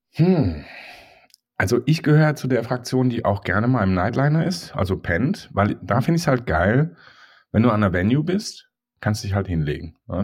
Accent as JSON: {"language": "German", "town": "Mannheim", "region": "Baden-Württemberg", "country": "Germany", "tie": "born or raised there", "said": "Mannheim ist halt meine Heimat"}